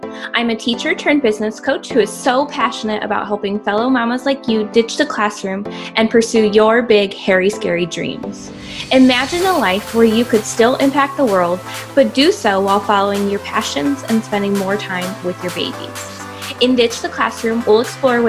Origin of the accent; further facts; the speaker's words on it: Michigan, United States; moved away; I am originally from Michigan, Michigander at heart